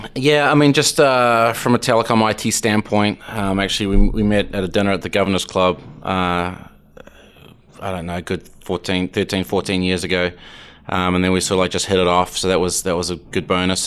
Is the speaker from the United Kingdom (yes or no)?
no; New Zealand; now in Atlanta, United States; I'm from New Zealand